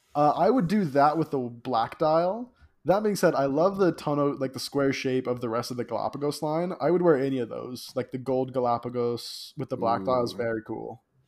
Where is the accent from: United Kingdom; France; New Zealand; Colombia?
Colombia; I'm you know from Colombia